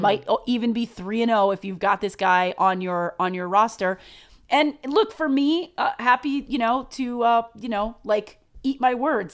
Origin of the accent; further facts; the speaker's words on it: New York, United States; we are from New York